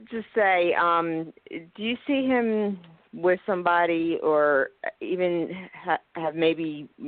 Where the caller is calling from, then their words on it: Philadelphia, Pennsylvania, United States; Yes, I live in Philadelphia